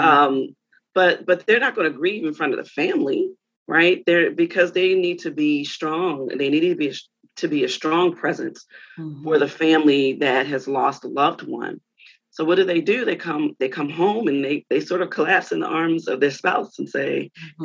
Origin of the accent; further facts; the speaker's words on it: Baltimore, Maryland, United States; moved away as an adult; also born or lived in North Carolina; now in Philadelphia, United States; I'm from Baltimore originally.